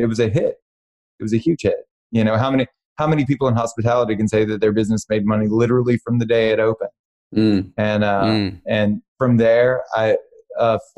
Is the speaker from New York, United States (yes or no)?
no; Baton Rouge, Louisiana, United States; moved away as an adult; now in Los Angeles, United States; I was born and raised in Baton Rouge, Louisiana